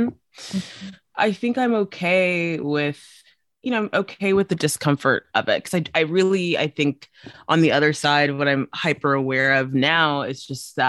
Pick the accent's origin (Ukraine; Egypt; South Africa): South Africa; moved away; I grew up for a good chunk of my life in South Africa